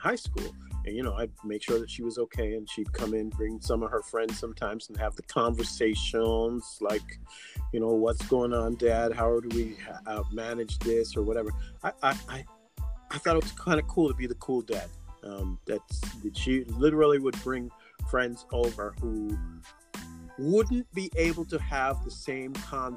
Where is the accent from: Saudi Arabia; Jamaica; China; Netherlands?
Jamaica; I am Jamaican